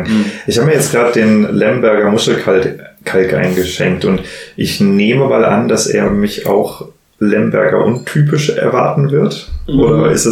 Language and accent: German; Hesse, Germany; ich bin ja tatsächlich im, im Rheingau als Winzer groß geworden.